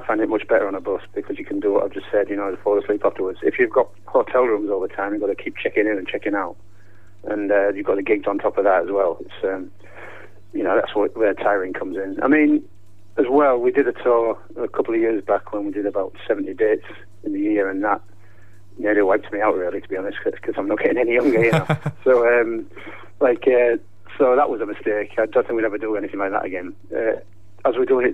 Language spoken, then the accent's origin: English; Hull, Yorkshire and the Humber, United Kingdom; now in near Crewe, United Kingdom; I am from Hull